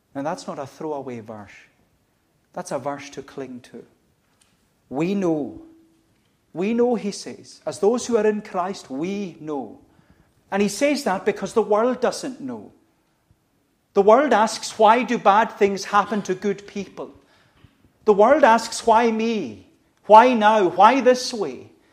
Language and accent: English; United Kingdom; as Brits or as British people